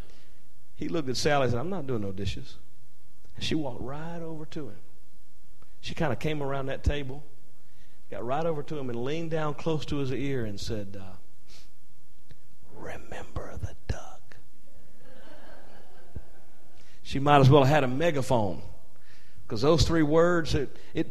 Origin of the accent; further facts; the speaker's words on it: North Carolina, United States; I'm from North Carolina, and sometimes we say, killed it.